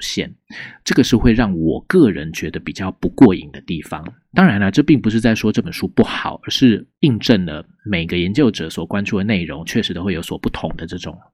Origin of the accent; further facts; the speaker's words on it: Taiwan; 身为台湾人的我们